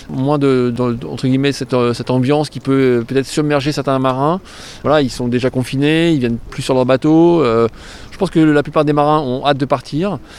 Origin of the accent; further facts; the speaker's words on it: England, United Kingdom; je mettrai bien Alex euh, Hugo Boss parce que je suis anglaise.